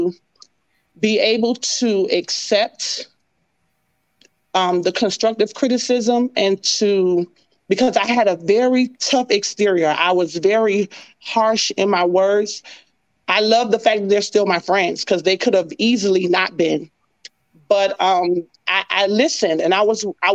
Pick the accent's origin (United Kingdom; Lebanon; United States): United States; Miami, Florida; moved away as an adult; also born or lived in Ohio; I'm from Miami, Florida, where it's always hot